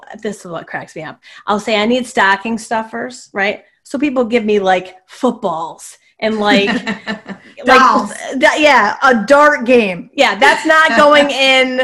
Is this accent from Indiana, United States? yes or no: no; Northville, New York, United States; I grew up in Northville on the Sacandaga Lake